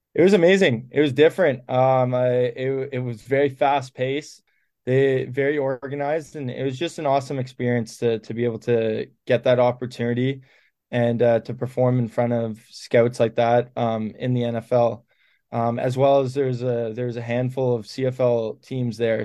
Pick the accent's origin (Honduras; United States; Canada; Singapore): Canada; as Canadian kids